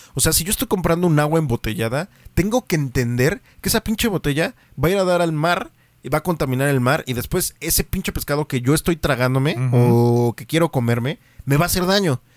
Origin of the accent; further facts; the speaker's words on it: Mexico; también como mexicanos